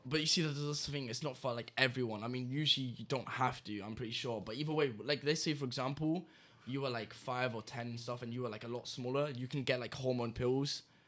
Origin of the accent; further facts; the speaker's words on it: England, United Kingdom; now in Malta; I was born in England